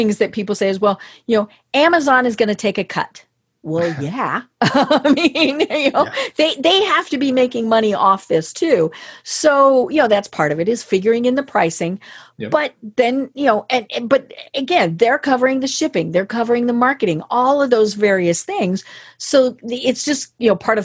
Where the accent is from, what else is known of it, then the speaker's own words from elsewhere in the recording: Colorado, United States; I'm from Colorado